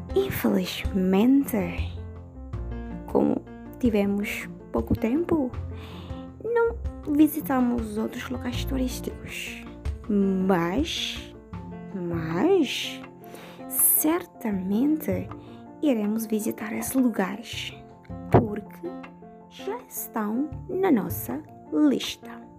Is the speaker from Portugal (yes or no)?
no; Dili, Timor-Leste; Sou da Dili